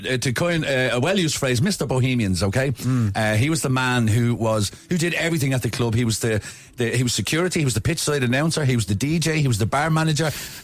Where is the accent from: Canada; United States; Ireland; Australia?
Ireland; Dublin, Leinster; I thought you knew I was from Ballymun.